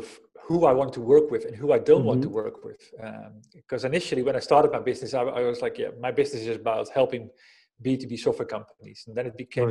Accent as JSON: {"language": "English", "country": "Netherlands", "tie": "born or raised there", "moved": "as an adult", "lives_now": "Spain", "said": "I grew up in the Netherlands, living in Spain these days with my family. I've been living here for 12 years"}